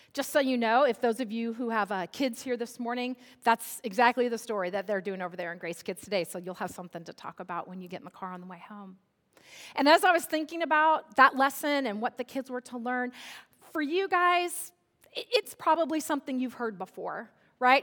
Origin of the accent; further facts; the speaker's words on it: Central California, United States; I grew up in Central California where it is virtually a desert